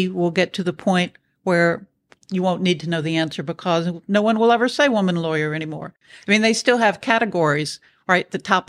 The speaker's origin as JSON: {"language": "English", "region": "the South", "country": "United States", "tie": "born or raised there", "said": "especially growing up in the South, I had a way of communicating that was very deferential."}